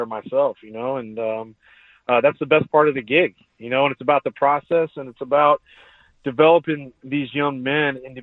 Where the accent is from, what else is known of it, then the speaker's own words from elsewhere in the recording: San Diego, California, United States; growing up in San Diego